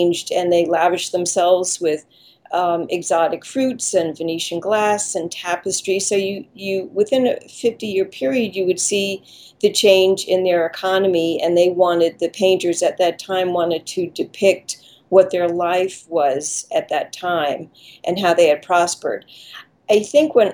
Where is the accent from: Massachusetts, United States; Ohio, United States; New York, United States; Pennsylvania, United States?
New York, United States; Long Island; now in New York City, United States; I grew up in Long Island